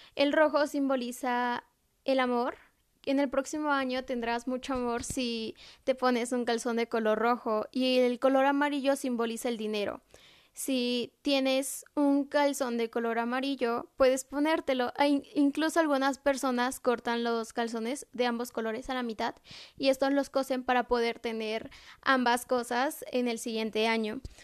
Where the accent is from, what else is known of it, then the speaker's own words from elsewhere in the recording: San Bernardino Tlaxcalancingo, Puebla, Mexico; En mi pueblo, que es San Bernardino Tlaxcalantingo